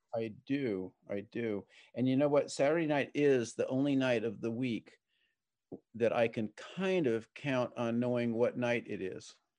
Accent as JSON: {"language": "English", "town": "San Diego", "region": "California", "country": "United States", "tie": "born or raised there", "said": "I grew up in San Diego as a sailor"}